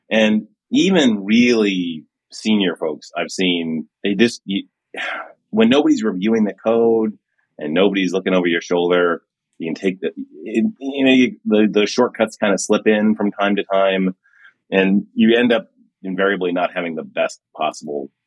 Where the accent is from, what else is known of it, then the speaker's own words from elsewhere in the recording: Miami, Florida, United States; I grew up in Miami back in the day, it was my twenties, and I remember that is a town where like side hustling is everything.